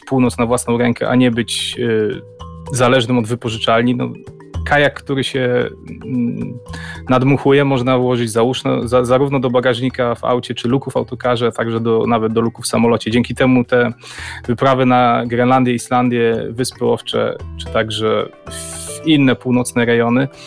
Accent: Gdańsk, Pomeranian Voivodeship, Poland; Mieszkam w Gdańsku, urodziłem się tutaj

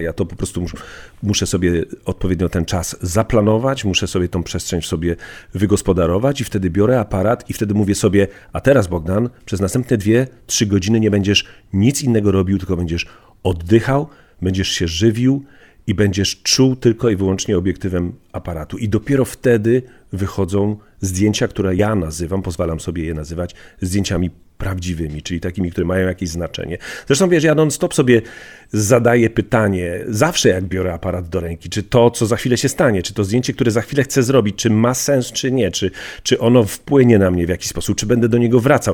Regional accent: Bielsko-Biała, Silesian Voivodeship, Poland; Z mojej wsi Komorowice do miasta Bielska Białej wsiadałem do, do niebieskiego PKS-u

